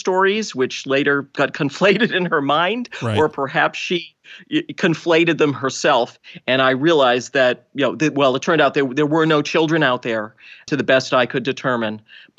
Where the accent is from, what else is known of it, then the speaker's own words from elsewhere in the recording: Boston, Massachusetts, United States; I am from Boston, so despite my lack of accent.